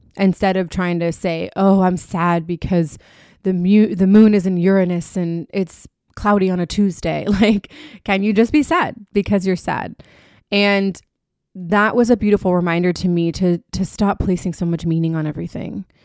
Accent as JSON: {"language": "English", "town": "Key West", "region": "Florida", "country": "United States", "tie": "born or raised there", "said": "my hometown of Key West"}